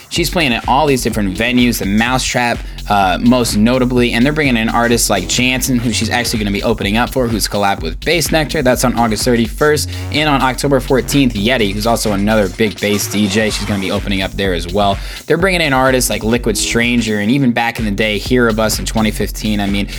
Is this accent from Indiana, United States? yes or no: yes; Indianapolis, Indiana, United States; I'm from Indianapolis too